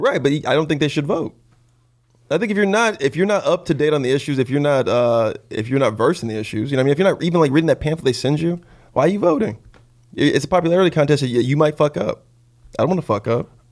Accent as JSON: {"language": "English", "town": "Lemoore", "region": "California", "country": "United States", "tie": "born or raised there", "also_born_or_lived": "Los Angeles, California", "said": "I was raised in, like, really rural parts of California"}